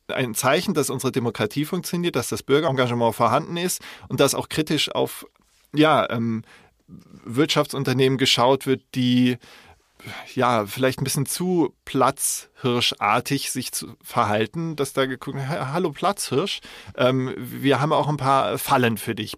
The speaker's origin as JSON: {"language": "German", "town": "Munich", "region": "Bavaria", "country": "Germany", "tie": "born or raised there", "said": "ich bin in München geboren, also das maßkrug liegt mir in den Genen"}